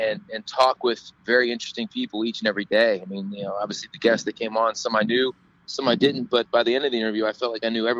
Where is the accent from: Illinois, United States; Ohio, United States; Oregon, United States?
Ohio, United States; Cincinnati; I was raised in the Midwest, and I'm from Cincinnati